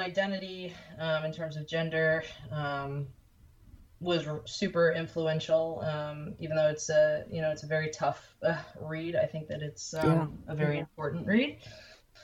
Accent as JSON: {"language": "English", "town": "Lebanon", "region": "Ohio", "country": "United States", "moved": "as an adult", "lives_now": "New York, United States", "said": "I'm from Ohio. I've been in New York"}